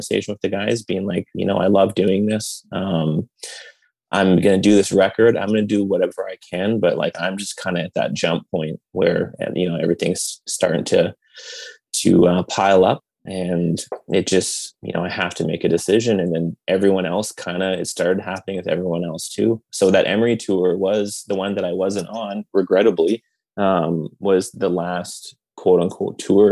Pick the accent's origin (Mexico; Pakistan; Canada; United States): Canada; being a Canadian band